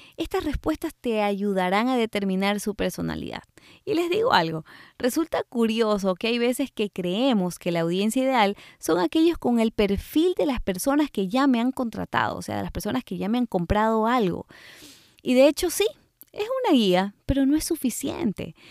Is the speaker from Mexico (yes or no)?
no; Ecuador; moved away; cuando hacía fotografía de recién nacidos en mi país, Ecuador